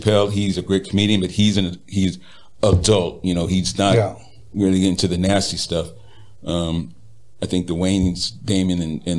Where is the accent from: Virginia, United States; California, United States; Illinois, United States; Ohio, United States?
California, United States; Riverside; Riverside, California.